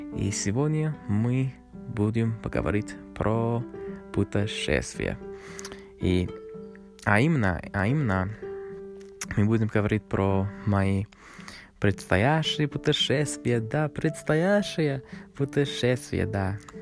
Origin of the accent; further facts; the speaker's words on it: Canada; Russian is a second language; Канада — это мой родной, моя родная страна. Я родился здесь, в Канаде